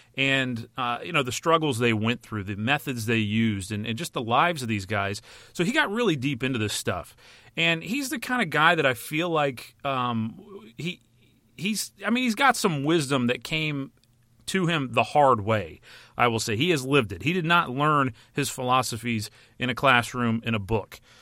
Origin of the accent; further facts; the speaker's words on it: United States; as an American